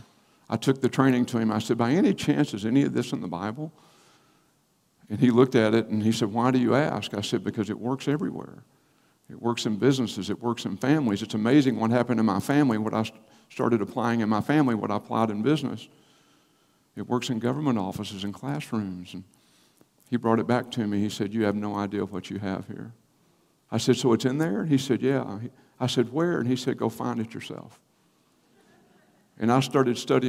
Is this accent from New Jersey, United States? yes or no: no; Paris, Texas, United States; moved away as an adult; also born or lived in College Station, Texas / Cincinnati, Ohio; I was born and raised in Paris, Texas